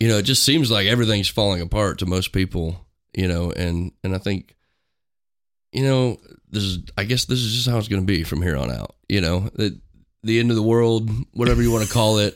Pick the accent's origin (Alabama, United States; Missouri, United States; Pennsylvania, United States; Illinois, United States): Missouri, United States; Gower; I grew up in a small town in Missouri. called Gower